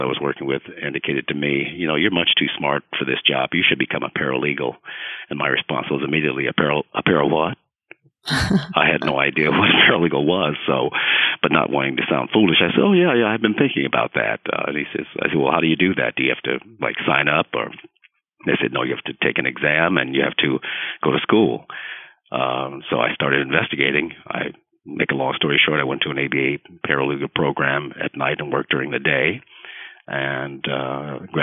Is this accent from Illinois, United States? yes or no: yes; Chicago, Illinois, United States; moved away as an adult; now in California, United States; I'm originally from Chicago, Illinois, and I moved out to California, let's just say, a little while ago